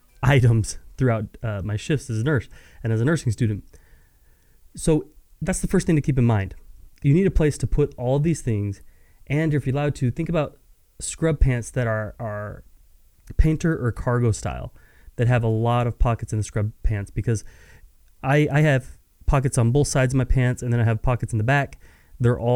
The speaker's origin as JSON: {"language": "English", "region": "West Texas", "country": "United States", "tie": "born or raised there", "said": "I'm born and raised in West Texas."}